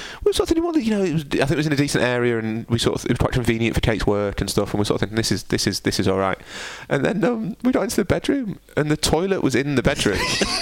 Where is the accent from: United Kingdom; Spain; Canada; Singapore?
United Kingdom; I am inherently British